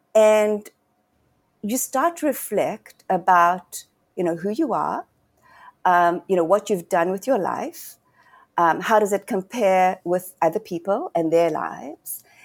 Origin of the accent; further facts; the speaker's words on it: Johannesburg, Gauteng, South Africa; I was born and raised in Johannesburg